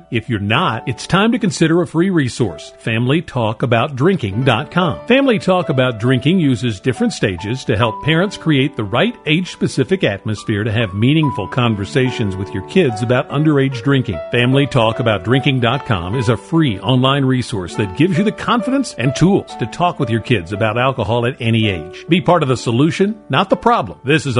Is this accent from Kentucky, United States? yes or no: yes; Paris, Kentucky, United States; from my hometown in Paris, Kentucky.